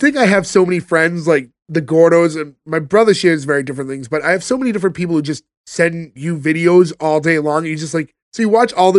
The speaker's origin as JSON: {"language": "English", "town": "Boston", "region": "Massachusetts", "country": "United States", "said": "I'm an Italian from Boston that was born in 1986."}